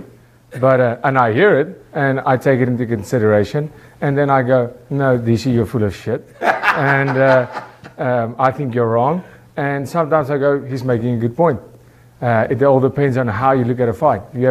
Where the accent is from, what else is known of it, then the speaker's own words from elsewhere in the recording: South Africa; I'm from South Africa